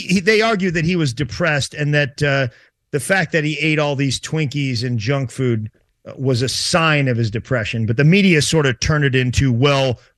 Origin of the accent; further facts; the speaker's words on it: St. Louis, Missouri, United States; was in St. Louis, my hometown